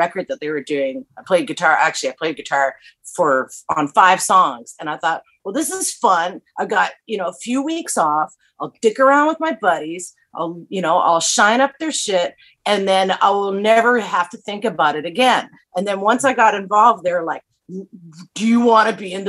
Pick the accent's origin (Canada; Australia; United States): Canada; Vancouver, British Columbia; moved away; also born or lived in Saskatchewan; I was born in Vancouver